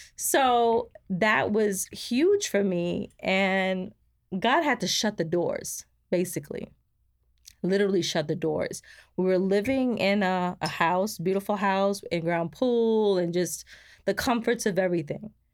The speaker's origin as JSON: {"language": "English", "region": "New York", "country": "United States", "moved": "as an adult", "lives_now": "Georgia, United States", "said": "we came from New York. We were living there for m, most of my life"}